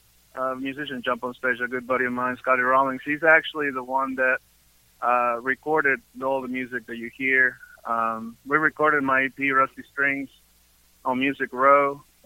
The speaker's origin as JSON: {"language": "English", "country": "Peru", "said": "He knew I was from Peru, so I became that brown guy."}